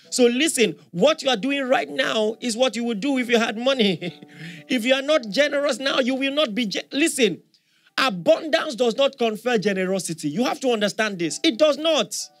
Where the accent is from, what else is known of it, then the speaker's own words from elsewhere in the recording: Nigeria; as a Nigerian